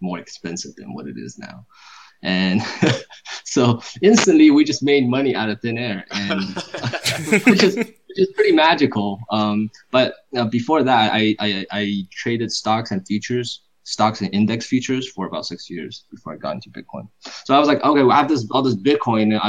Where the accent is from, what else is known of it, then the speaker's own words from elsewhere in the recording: Silicon Valley area, California, United States; I am from California, Silicon Valley area